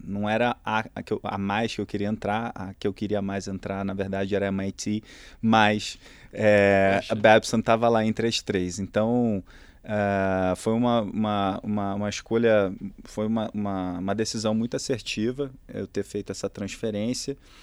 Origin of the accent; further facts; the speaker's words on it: Rio de Janeiro, Brazil; accent: Carioca; moved away as an adult; also born or lived in Boston, United States; sou carioca, é, nasci no, no Rio e durante toda a minha infância, é, basicamente estudei numa única escola lá